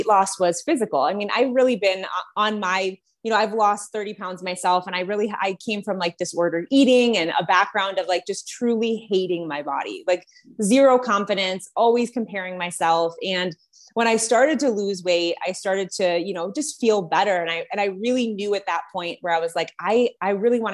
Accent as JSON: {"language": "English", "town": "Detroit", "region": "Michigan", "country": "United States", "moved": "as an adult", "lives_now": "Colorado, United States", "said": "I'm originally from the Detroit area, just moved to Colorado a couple of months ago"}